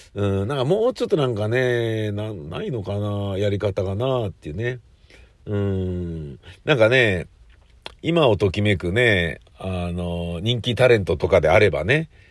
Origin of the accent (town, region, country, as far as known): Tokyo, Japan